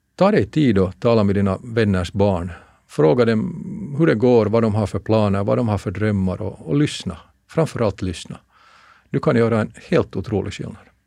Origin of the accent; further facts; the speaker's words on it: Finland; moved away as an adult; jag kommer från Finland